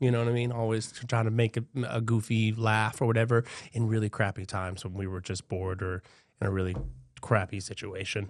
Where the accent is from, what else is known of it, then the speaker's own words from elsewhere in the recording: Albany, Georgia, United States; now in Florida, United States; I'm actually from Georgia. Um, Albany